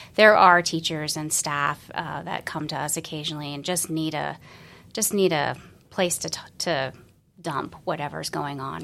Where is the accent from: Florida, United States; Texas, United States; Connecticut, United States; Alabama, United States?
Florida, United States; moved away as an adult; also born or lived in Colorado; originally I was from Florida